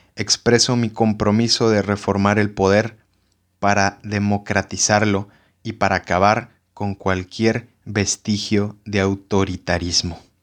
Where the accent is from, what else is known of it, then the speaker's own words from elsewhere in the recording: Mexico; Como mexicano